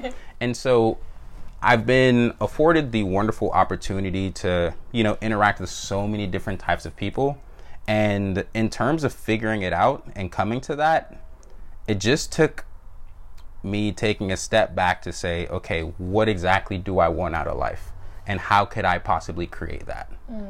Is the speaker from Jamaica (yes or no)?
yes; Jamaica; born there; And so my parents are both Jamaican immigrants. I was born in Jamaica, so were my siblings.